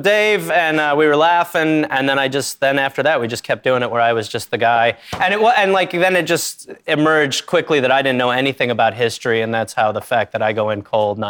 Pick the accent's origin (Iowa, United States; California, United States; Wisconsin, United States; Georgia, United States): Wisconsin, United States; Milwaukee; Wisconsin, Milwaukee, Wisconsin.